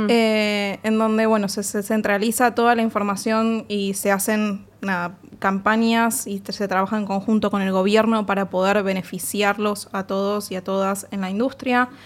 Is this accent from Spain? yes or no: no; Argentina; como argentinos y argentinas en la industria de videojuegos